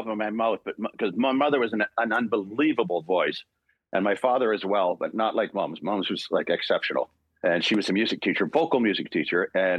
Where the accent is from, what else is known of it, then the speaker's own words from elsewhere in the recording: Port Dover, Ontario, Canada; also born or lived in Dublin, Ireland; Barry, Fiona, and myself were born in Ireland, and Rory and Sean were born when we got to Port Dover, because we came right from Dublin, Ireland, to this 3,200 populated people on Lake Erie